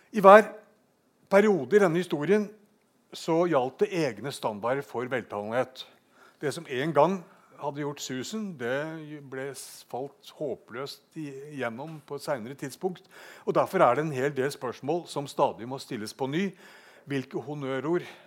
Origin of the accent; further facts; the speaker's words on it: Bergen, Vestland, Norway; Bergen det er min hjemby